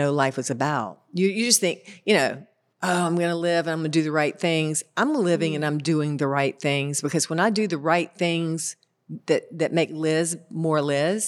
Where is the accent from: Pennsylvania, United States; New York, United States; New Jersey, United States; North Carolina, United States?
North Carolina, United States; Concord; I'm from Concord